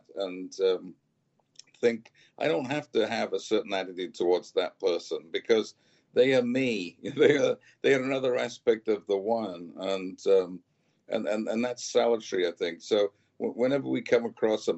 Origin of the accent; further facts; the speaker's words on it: Wales, United Kingdom; I'm from Wales